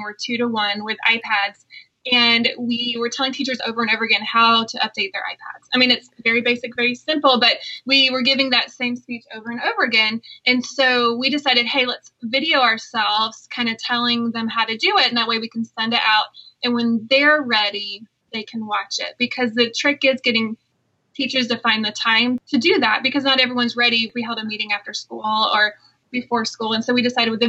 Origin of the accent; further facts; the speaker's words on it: South Carolina, United States; moved away; also born or lived in Iowa; I'm actually from South Carolina, so you might distinguish my voice because I have a little bit of an accent